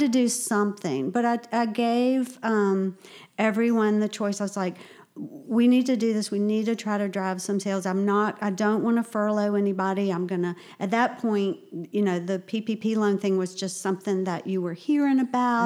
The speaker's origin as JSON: {"language": "English", "town": "Augusta", "region": "Georgia", "country": "United States", "moved": "as an adult", "lives_now": "Charleston, United States", "said": "I'm from Augusta"}